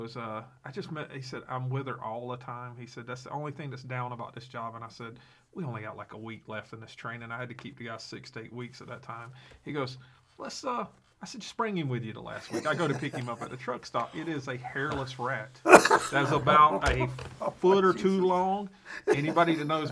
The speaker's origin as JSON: {"language": "English", "region": "South Georgia", "country": "United States", "tie": "born or raised there", "also_born_or_lived": "Wisconsin", "moved": "as an adult", "said": "I grew up down in Georgia, in South Georgia"}